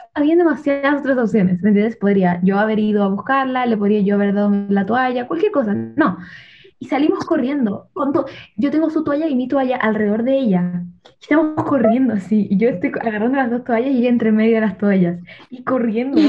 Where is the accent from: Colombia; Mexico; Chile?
Chile; moved away; me preguntan dónde soy y tengo que decir que soy de Chile.